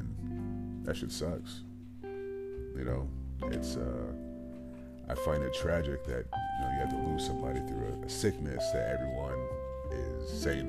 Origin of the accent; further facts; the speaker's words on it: Stratford, Connecticut, United States; I'm from Connecticut